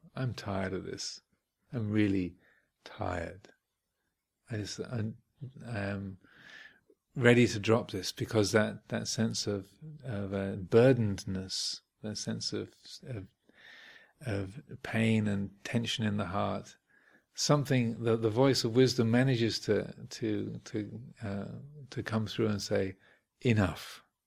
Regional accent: Kent, South East England, United Kingdom; where I grew up in Kent

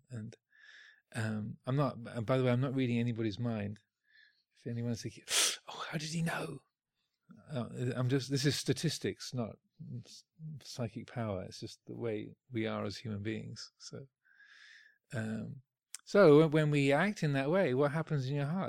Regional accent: United Kingdom; speaking as a Brit

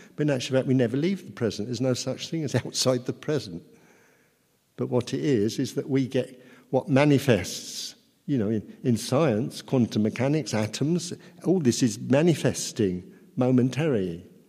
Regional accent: Luton, East of England, United Kingdom; from Luton, educated in Luton.

